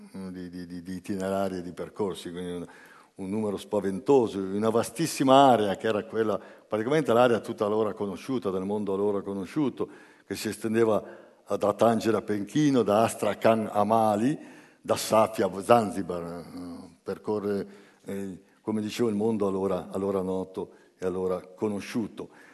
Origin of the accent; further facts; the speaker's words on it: Genoa, Liguria, Italy; vengo da Genova e, e da 50 anni vivo a Genova